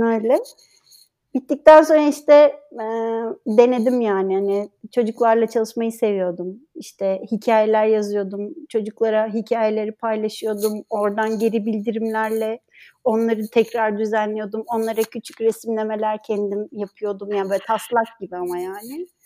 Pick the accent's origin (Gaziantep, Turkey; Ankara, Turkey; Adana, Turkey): Ankara, Turkey; moved away as an adult; also born or lived in Istanbul; now in İzmir, Turkey; ben Ankara'da okudum. Ankara doğumluyum zaten.